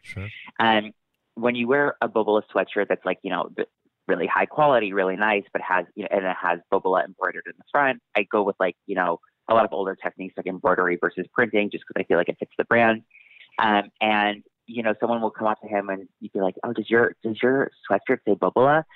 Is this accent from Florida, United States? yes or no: no; Massachusetts, United States; where I grew up in Massachusetts